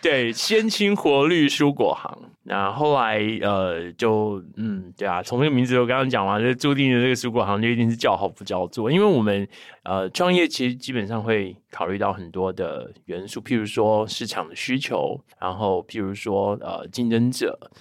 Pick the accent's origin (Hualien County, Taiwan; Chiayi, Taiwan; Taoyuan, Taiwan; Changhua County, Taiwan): Chiayi, Taiwan; 我是在，在我自己的故乡创立了这个品牌